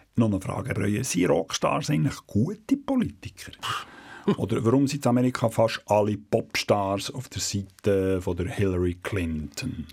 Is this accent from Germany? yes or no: no; Switzerland; hier bei uns in der Schweiz